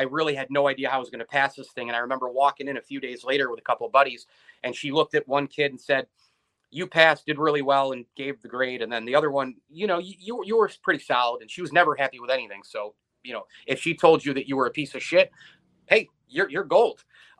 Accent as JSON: {"language": "English", "region": "Central New York", "country": "United States", "tie": "born or raised there", "said": "me growing up in Central New York"}